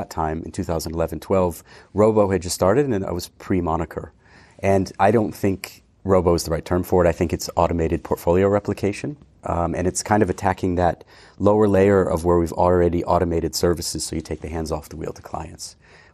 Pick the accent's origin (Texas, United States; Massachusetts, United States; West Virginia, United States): Massachusetts, United States; near Boston; moved away as an adult; also born or lived in London; now in Switzerland; I'm originally from near Boston, 2 hours west, and we have more horses than people, basically. Okay. Grew up playing ice hockey